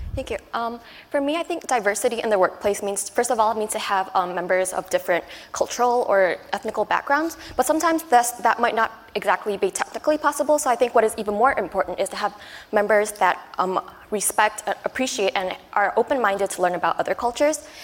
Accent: Taiwan; also born or lived in United States / Hong Kong; now in Japan; I'm originally from Taiwan, and I've spent a few years in the U.S. and both Hong Kong.

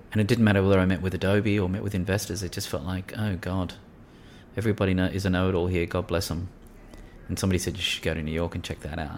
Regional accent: New South Wales, Australia; Grew up in a country New South Wales town

